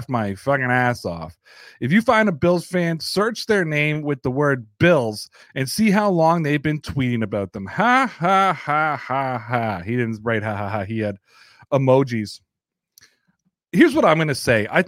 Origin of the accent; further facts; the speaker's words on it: Toronto, Ontario, Canada; I'm from Toronto